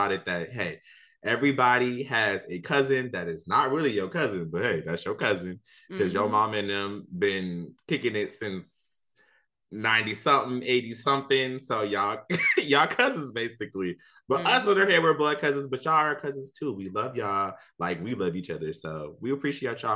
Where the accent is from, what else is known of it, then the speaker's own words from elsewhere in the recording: New Orleans, Louisiana, United States; now in Kansas City, United States; I am from New Orleans, Louisiana. I'm a back of town dude, you know, all the way, Seven Wall Hall Head. We out here, you know, but I currently live in KC.